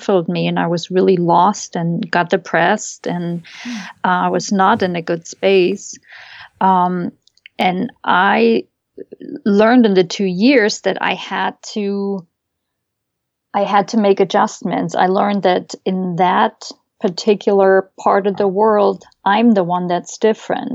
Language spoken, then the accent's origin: English; Leipzig, Saxony, Germany; first language German; English is a second language; moved away as an adult; also born or lived in West Germany; now in United States; I grew up in East Germany